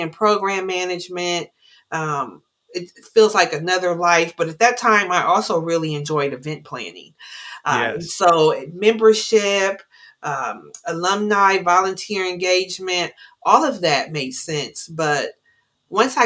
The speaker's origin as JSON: {"language": "English", "town": "Columbus", "region": "Ohio", "country": "United States", "tie": "born or raised there", "said": "Incredibly urban, born and raised in Columbus, Ohio, as urban as that gets"}